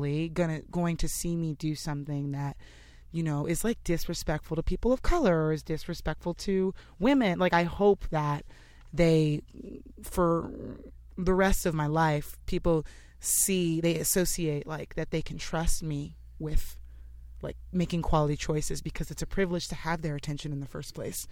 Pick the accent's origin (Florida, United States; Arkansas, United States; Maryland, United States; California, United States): California, United States; Los Angeles; moved away as an adult; now in New York, United States; I'm from LA and New York after living here for like 6 years